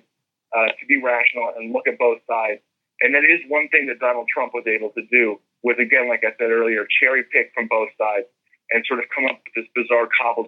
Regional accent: United States

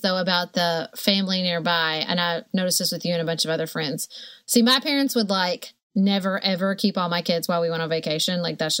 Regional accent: Paducah, Kentucky, United States; I loved the way I was raised in Paducah, surrounded by family and a community that really focuses on kids. And so I convinced my husband to move back to Paducah.

